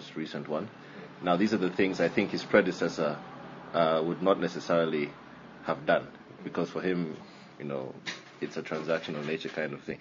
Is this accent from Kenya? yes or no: yes; Kenya; a student at Carnegie Mellon from Kenya.